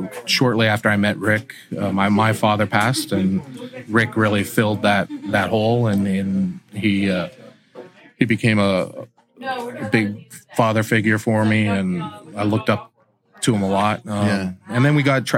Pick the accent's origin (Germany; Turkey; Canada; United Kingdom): Canada; Toronto, Ontario; originally from Toronto, Ontario. And I grew up in Canada